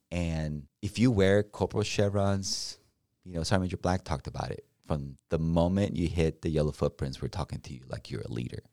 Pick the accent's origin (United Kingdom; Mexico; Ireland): Mexico; now in United States; I'm from Mexico